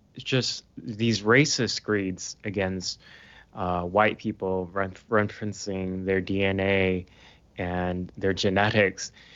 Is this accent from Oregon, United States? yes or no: yes; Portland, Oregon, United States; moved away as an adult; now in United Kingdom; I'm based in the U K now, um, but I'm from Portland, Oregon